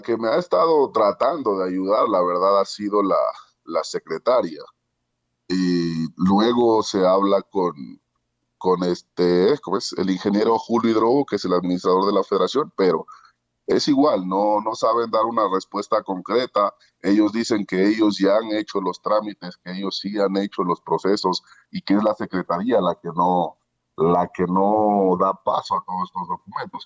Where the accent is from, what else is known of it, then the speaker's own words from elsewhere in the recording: Ecuador; yo soy atleta ecuatoriano